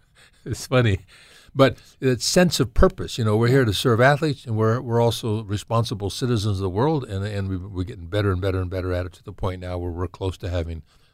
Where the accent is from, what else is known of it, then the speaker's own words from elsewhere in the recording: California, United States; Well, it's interesting, you know, I'm from Southern Cal, and this is a funny conversation we've had.